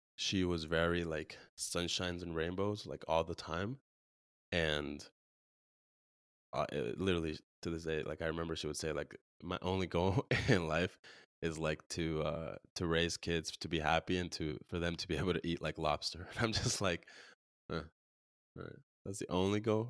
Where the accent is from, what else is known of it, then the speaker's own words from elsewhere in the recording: California, United States; now in Arizona, United States; where we grew up in California